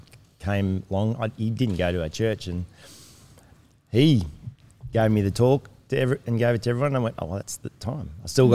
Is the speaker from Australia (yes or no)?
yes; Melbourne, Victoria, Australia; moved away; my grandparents went to church, my parents went to church, and I grew up in the church then in Melbourne, Doncaster